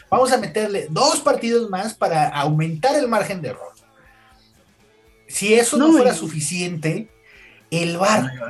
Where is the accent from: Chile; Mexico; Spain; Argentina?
Mexico; Uno como mexicano